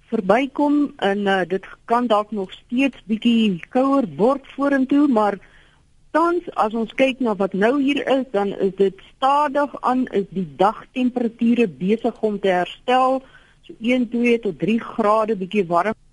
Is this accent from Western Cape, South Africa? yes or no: no; Free State, South Africa; moved away; maar waar ek vandaan kom in die Vrystaat was die somers eintlik baie gematig geweest